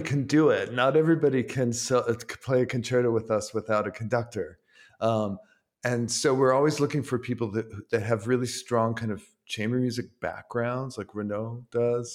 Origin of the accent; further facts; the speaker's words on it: Ann Arbor, Michigan, United States; moved away as an adult; now in New York, United States; I grew up in Ann Arbor, Michigan.